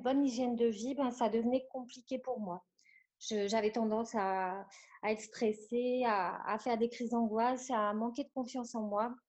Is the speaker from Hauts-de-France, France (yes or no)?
yes; near Lille, Hauts-de-France, France; Je suis originaire du nord de la France, à côté de Lille précisément